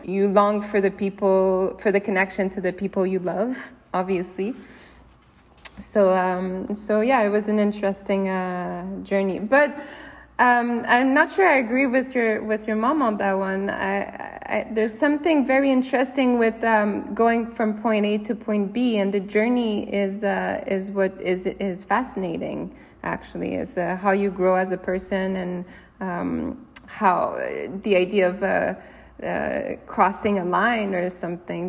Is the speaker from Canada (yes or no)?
yes; Canada; growing up in Canada